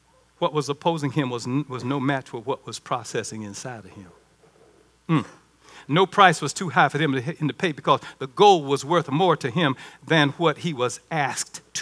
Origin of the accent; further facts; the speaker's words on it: Baxley, Georgia, United States; moved away; I'm from Baxley